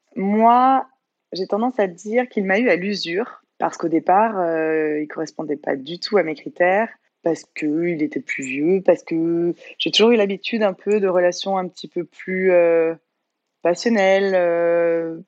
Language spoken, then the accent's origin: French; Bordeaux, Nouvelle-Aquitaine, France; moved away as an adult; also born or lived in Courchevel; now in Avignon, France; à la base, je viens de Bordeaux